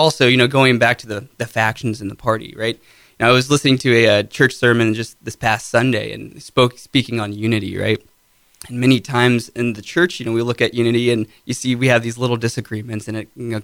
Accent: Arlington, Ohio, United States; I grew up in Arlington, graduated from Arlington High School in 2013

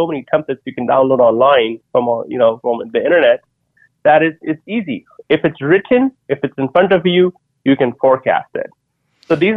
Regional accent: India; moved away as an adult; now in United States; as an Indian immigrant that came to the U.S. 20 years ago with $100 in my pocket

